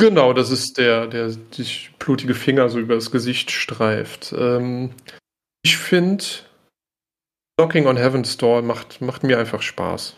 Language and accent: German; Germany; als Deutscher